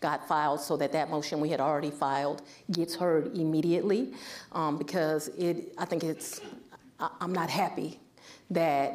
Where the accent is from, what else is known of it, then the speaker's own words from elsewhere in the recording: Washington, District of Columbia, United States; moved away; I'm from the Washington, D.C. area